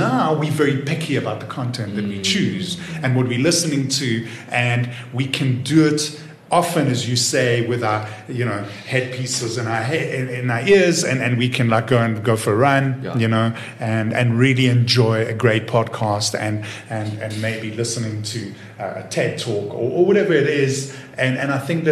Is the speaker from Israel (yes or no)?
yes; Israel; born or raised there; also born or lived in Watford, United Kingdom; now in South Africa